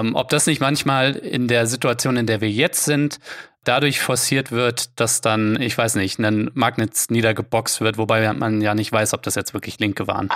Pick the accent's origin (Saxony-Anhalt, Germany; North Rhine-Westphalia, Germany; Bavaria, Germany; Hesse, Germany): Hesse, Germany; Offenbach am Main; ich komme aus Offenbach bei Frankfurt